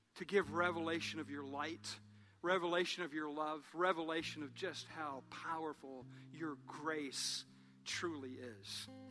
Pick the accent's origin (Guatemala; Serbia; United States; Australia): United States; Columbus; I was from Columbus